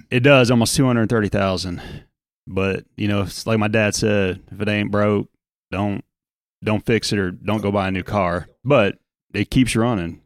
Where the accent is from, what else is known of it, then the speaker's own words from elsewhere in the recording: New Orleans, Louisiana, United States; growing up in South Louisiana in New Orleans